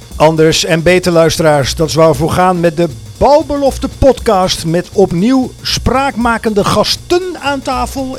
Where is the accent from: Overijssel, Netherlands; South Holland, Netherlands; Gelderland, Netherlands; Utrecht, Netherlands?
Overijssel, Netherlands; Twente; now in Amersfoort, Netherlands; mijn roots liggen in Twente. Wonen dus alweer jaren met plezier in Amersfoort Oosten.